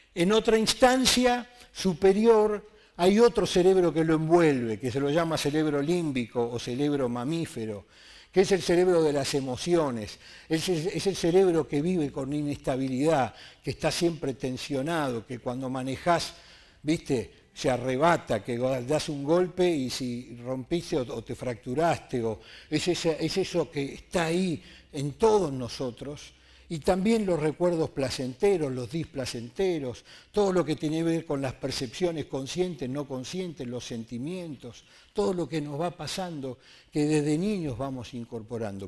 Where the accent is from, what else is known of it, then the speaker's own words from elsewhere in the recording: Argentina; Soy ciudadano argentino